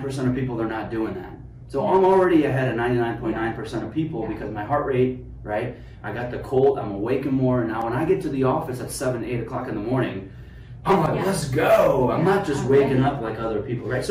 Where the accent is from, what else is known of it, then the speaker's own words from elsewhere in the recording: Afghanistan; now in United States; I'm a kid from Afghanistan.